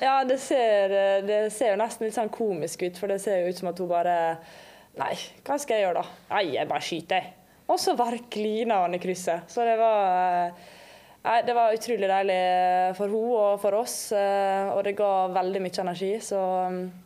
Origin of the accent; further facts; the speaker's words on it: Langevåg, Møre og Romsdal, Norway; moved away; also born or lived in England; Jeg kommer jo ikke herfra, jeg har jo dialekt. Så jeg kommer fra Langvåg, verdens fineste sted, litt utenfor Ålesund.